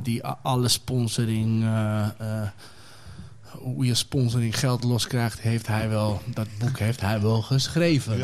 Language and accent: Dutch; Amsterdam, North Holland, Netherlands; Ik ben eh, Amsterdam-Oost geboren, eh, opgegroeid in West